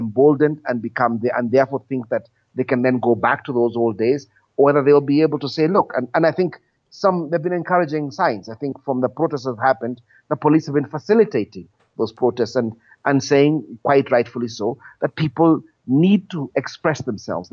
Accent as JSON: {"language": "English", "country": "Kenya", "tie": "born or raised there", "said": "I was born after independence in Kenya"}